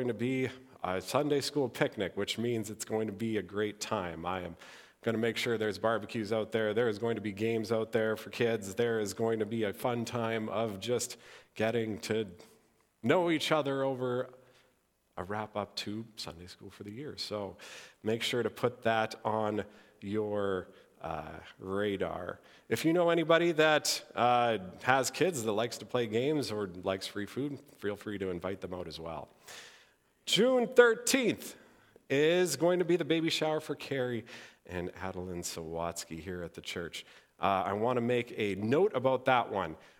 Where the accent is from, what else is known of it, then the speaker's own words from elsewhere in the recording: Interlake, Manitoba, Canada; I grew up in the Interlake